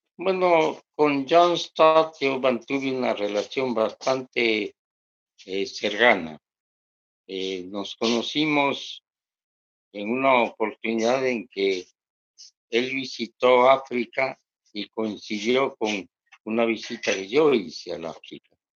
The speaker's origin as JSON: {"language": "Spanish", "region": "Bogotá", "country": "Colombia", "tie": "born or raised there", "also_born_or_lived": "Quito, Ecuador / Sevilla, Cauca, Colombia", "said": "yo nací en Quito, Ecuador, y me crié en Bogotá, Colombia"}